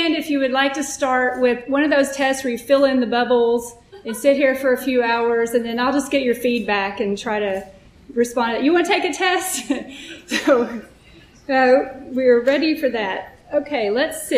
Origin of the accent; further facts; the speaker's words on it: Texas, United States; I grew up Southern Baptist in Texas